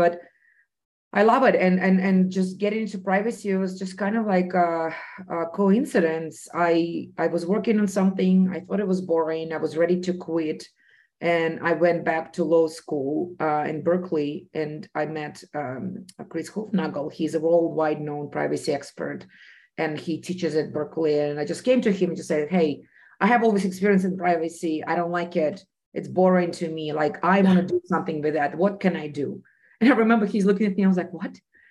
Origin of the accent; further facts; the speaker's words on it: Russia; And I was very passionate about this because of my personal experience growing up in Soviet Union. I grew up in a secret city where a bomb was made, and every activity that we had as individuals was monitored.